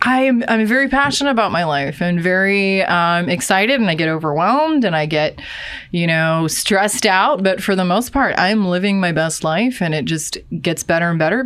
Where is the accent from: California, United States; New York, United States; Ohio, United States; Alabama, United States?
Ohio, United States; moved away as an adult; now in Seattle, United States; I'm from Ohio